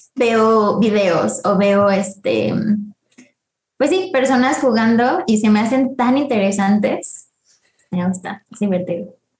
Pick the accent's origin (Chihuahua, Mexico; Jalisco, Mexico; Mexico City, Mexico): Mexico City, Mexico; nacida el 12 de mayo del 98 en la CMX, así que pues soy chilanga, bueno, de feña.